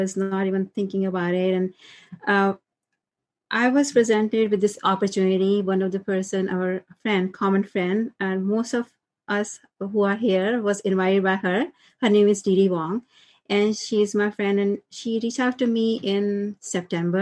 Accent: India; moved away as an adult; now in United States; I'm from India, originally from India, and settled in US. I came to US after marriage.

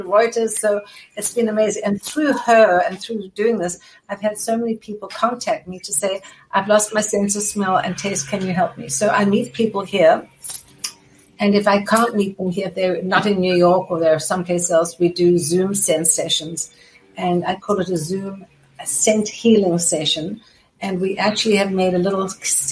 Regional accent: South Africa; moved away as an adult; now in United States; growing up in South Africa

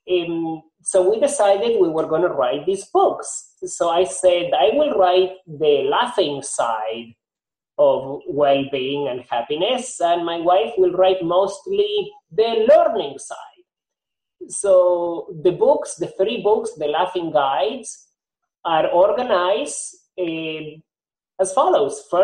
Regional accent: Argentina; also born or lived in Nashville, Tennessee, United States; now in Miami, United States; Nashville, Tennessee, I moved to Miami. So I've collected accents uh, along the way. Okay. So, yeah, I am originally from Argentina, but I have picked up different accents, accents here

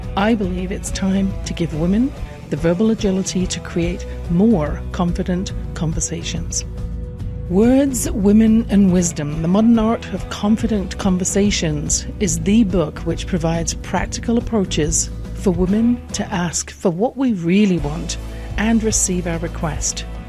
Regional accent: England, United Kingdom; I grew up in England

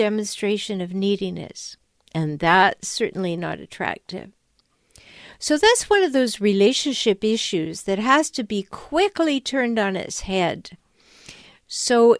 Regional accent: Canada; When I was a little girl growing up in Canada

